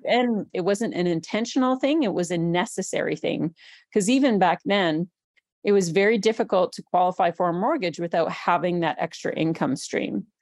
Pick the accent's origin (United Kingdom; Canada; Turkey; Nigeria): Canada; British Columbia; moved away as an adult; also born or lived in Vancouver, British Columbia; now in Red Deer, Canada; I'm actually from British Columbia, and I was a police officer for the city of Vancouver for six years.